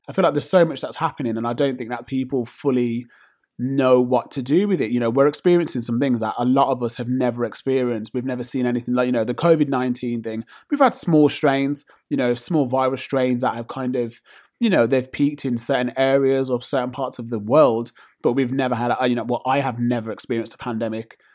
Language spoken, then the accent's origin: English; United Kingdom; I'm British born and bred